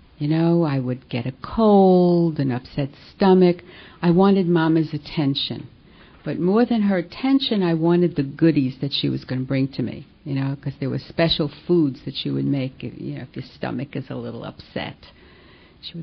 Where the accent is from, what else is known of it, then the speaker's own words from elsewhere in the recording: New York City, New York, United States; accent: New York; I guess you can guess from my accent that I come from New York. Can take the girl out of New York, but you can't take the accent out of her. And I grew up in Brooklyn